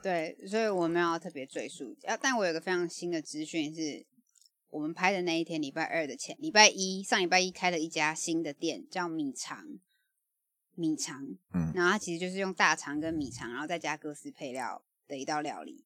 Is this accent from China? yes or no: no; Taiwan; 我们台湾人